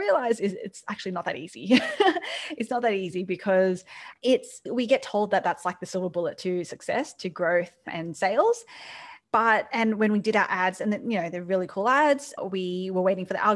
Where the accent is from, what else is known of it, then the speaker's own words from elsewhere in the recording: Sydney, New South Wales, Australia; moved away as an adult; now in New York City, United States; starting hospitality in Sydney, in Australia, you might be able to tell from my accent